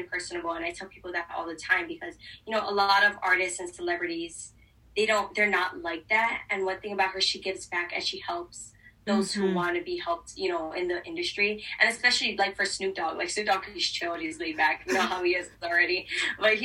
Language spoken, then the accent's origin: English; Hawaii, United States; Growing up in Hawaii, I actually, in school, I used to do Disney character lookalikes